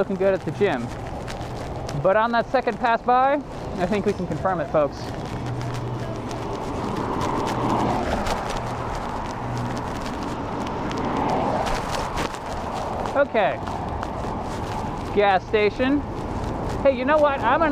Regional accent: United States; I'm an American

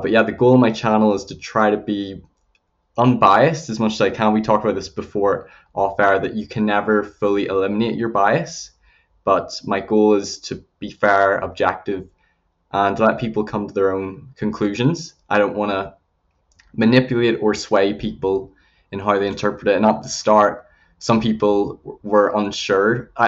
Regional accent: Northern Ireland, United Kingdom; accent: Northern Irish; also born or lived in Belfast / England / Alberta, Canada; I was born in Belfast. So I spent part of my childhood in England, but most of my teenage years in Northern Ireland

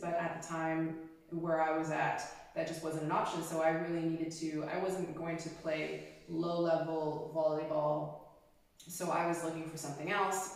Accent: Canada; I'm Asian Canadian

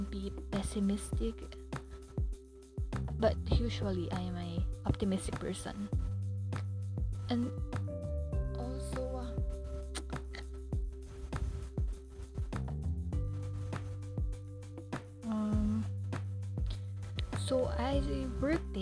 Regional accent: Philippines; also born or lived in Manila; I'm from the Philippines

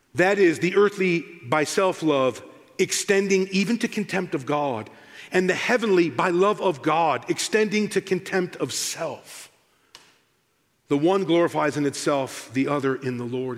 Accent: United States; also born or lived in United Kingdom; I'm the American

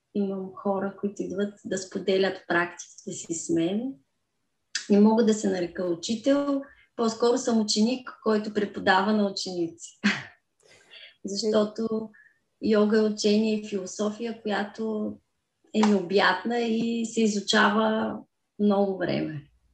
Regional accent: Kazanlak, Stara Zagora Province, Bulgaria; now in Stara Zagora, Bulgaria; По принцип съм родена в град Казанлък, но от 14 годишна живея в Стара Загора.

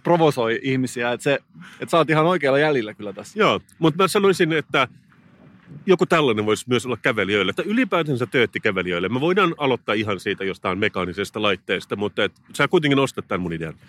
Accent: Turku, Southwest Finland, Finland; moved away; Mä olen Turusta kotoisin.

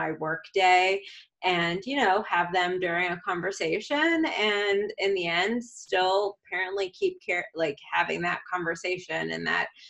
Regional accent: Boston, Massachusetts, United States; now in Houston, United States; I'm from Boston, I'm back home

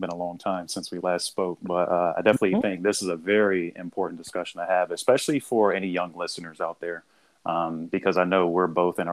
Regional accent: the South, United States; growing up in the South

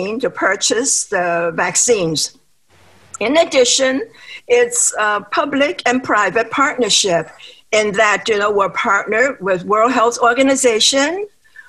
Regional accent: Hong Kong; moved away as an adult; also born or lived in New York City, United States; Hong Kong, where my original hometown is

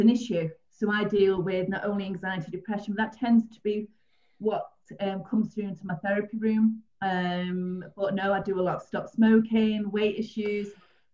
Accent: St Helens, North West England, United Kingdom; I'm originally from St. Helens, so I worked in Ormskirk, worked in Liverpool, Warrington

